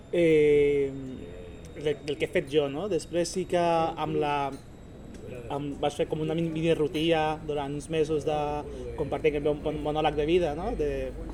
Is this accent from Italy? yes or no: no; Honduras; now in Sabadell, Spain; d'on vinc, de, des d'Honduras, persona latina